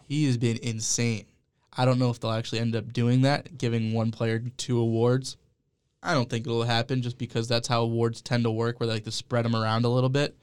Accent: Cleveland, Ohio, United States; being from Ohio, my social media circles tend to revolve around Cleveland and because I'm from Cleveland

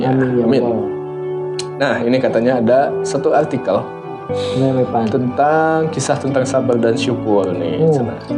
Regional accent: Surabaya, East Java, Indonesia; Saya orang Surabaya, lu kan setahu kamu.

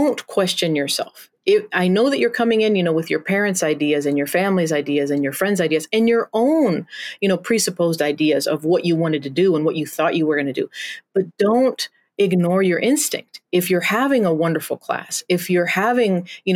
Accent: Los Altos de Jalisco, Mexico; also born or lived in Portland, Oregon, United States / Iowa, United States; now in St. Peter, United States; I'm American, but I grew up in Mexico

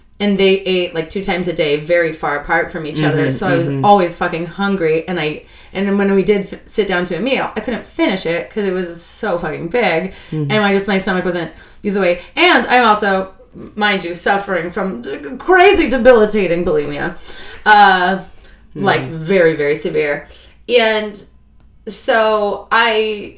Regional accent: Idaho, United States; moved away as an adult; also born or lived in Alaska; now in New York, United States; 10 years in Idaho

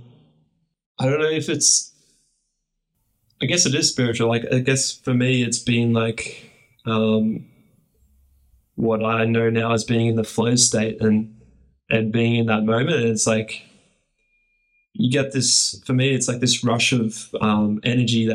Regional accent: Gold Coast, Queensland, Australia; I'm born and raised on the Gold Coast, which is a coastal city on the east coast of Australia

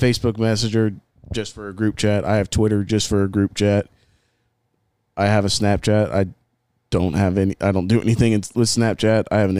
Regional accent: Clear Lake, Texas, United States; I was born in Clear Lake.

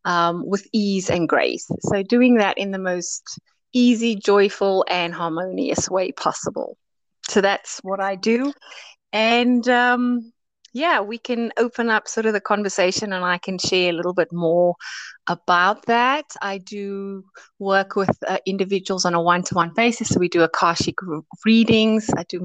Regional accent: South Africa; now in United Kingdom; I immigrated from South Africa 22 years ago, and I've been based in the UK ever since.

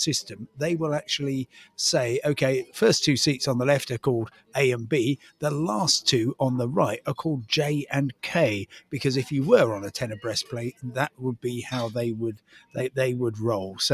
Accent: Crawley, South East England, United Kingdom; growing up in Crawley

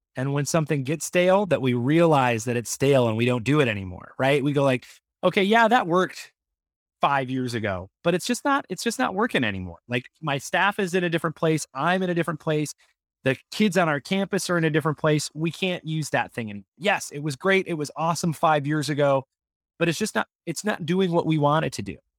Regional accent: Michigan, United States; I grew up in Michigan

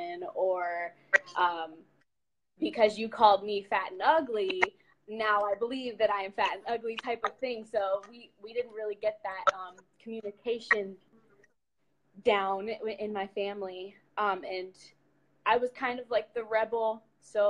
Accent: Ohio, United States; moved away as an adult; now in Michigan, United States; Born and raised in Ohio, now live in Michigan with my mom.

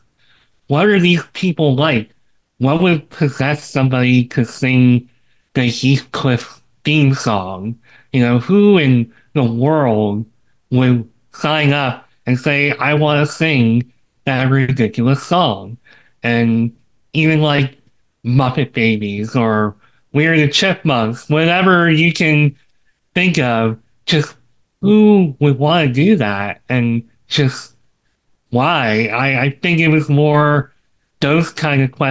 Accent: Taylor Swift's hometown, Pennsylvania, United States; moved away as an adult; now in Florida, United States; she's from my hometown

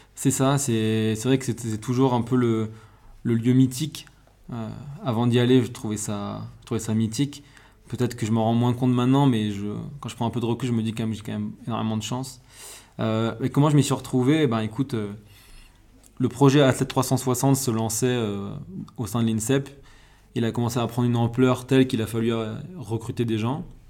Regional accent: Corsica, France; moved away as an adult; je suis né en Corse, j'ai fait 18 premières années de ma vie en Corse.

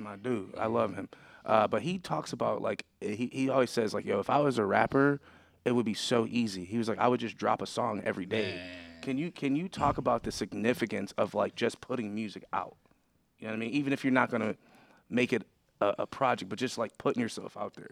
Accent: Buffalo, New York, United States; moved away as an adult; now in Pittsburgh, United States; I'm originally from Buffalo

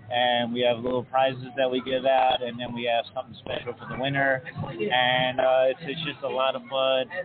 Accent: New York, United States; now in Las Vegas, United States; New York originally, to be real, and she's from Vegas. And I moved out to Vegas

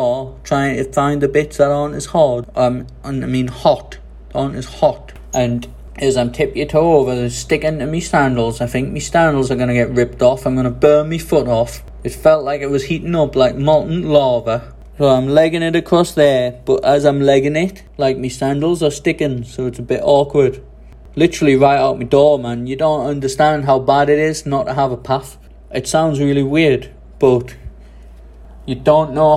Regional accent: England, United Kingdom; now in Taiwan; People say, where are you from? I say, England

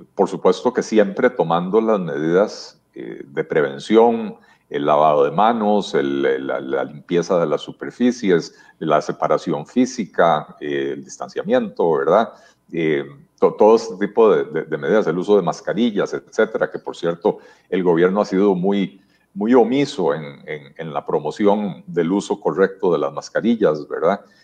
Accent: Costa Rica; lo que somos los costarricenses

